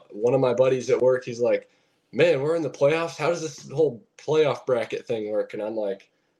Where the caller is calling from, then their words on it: Grand Rapids, Michigan, United States; Calling from Grand Rapids, Michigan.